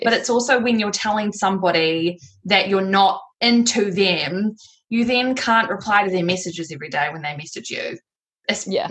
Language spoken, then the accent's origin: English; Tauranga, Bay of Plenty, New Zealand; I've moved back to Tauranga, which is my hometown.